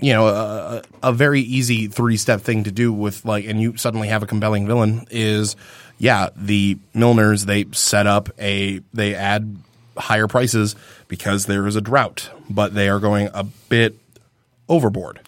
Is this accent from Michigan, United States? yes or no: yes; Michigan, United States; we come from Michigan